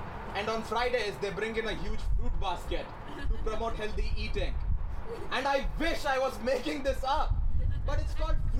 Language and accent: English; India; moved away as an adult; now in Toronto, Canada; yes, I am from India.